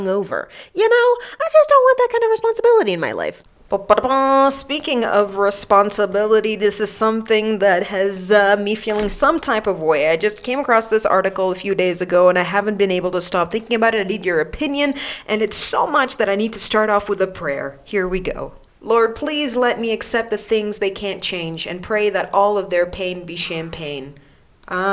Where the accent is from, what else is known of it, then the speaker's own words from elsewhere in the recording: Kenya; as a Kenyan